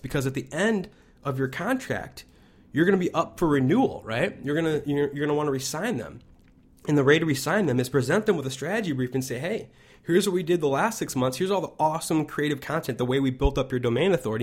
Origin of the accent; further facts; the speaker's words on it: Chicago, Illinois, United States; I'm from Chicago